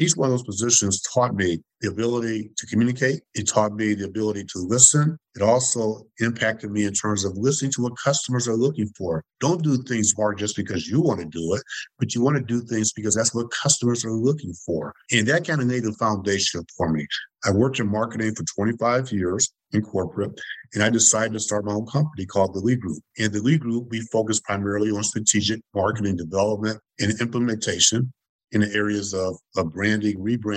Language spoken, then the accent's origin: English; Detroit, Michigan, United States; growing up in Detroit